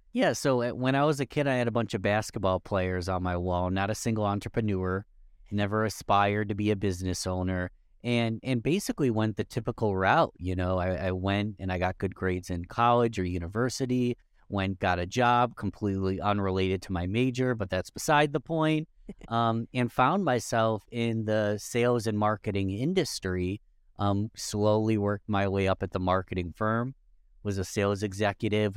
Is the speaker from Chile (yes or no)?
no; Rochester, New York, United States; Rochester, New York, that's my hometown